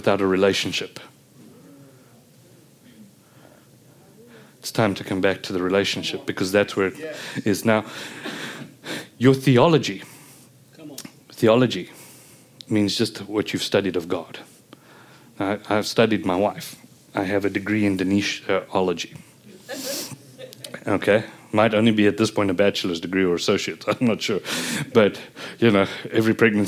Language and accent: English; South Africa; being South African